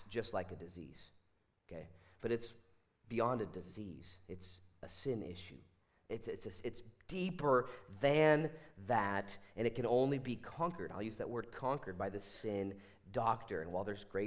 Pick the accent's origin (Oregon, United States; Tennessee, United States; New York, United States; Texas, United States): Oregon, United States; Bend; I was born in Bend, Oregon